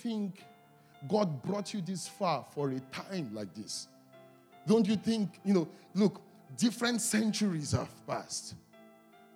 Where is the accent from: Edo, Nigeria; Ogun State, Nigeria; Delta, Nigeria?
Delta, Nigeria; whenever people ask me where I'm from in Nigeria, and I laugh, I say, I'm the minority of the minority of the minority. Like, that's where I'm from. Like, I'm from Delta State